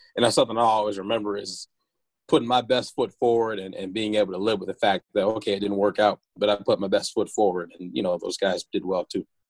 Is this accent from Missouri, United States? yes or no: yes; Chesterfield, Missouri, United States; moved away as an adult; also born or lived in Winston-Salem, North Carolina; settled in, in Missouri when I was five years old, and went to all my school in, in Missouri. So that's where you know I'll say I'm from